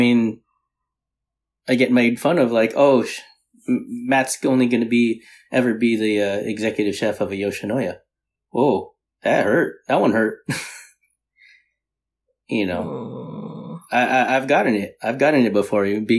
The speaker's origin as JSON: {"language": "English", "country": "Philippines", "said": "You know, being Filipino. Right, mm-hmm. The party is surrounded around the food, right?"}